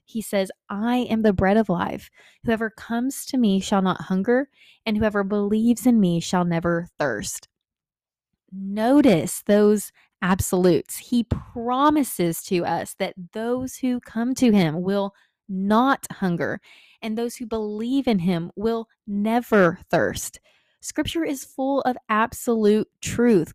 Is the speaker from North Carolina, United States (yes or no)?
no; Texas, United States; Growing up in Texas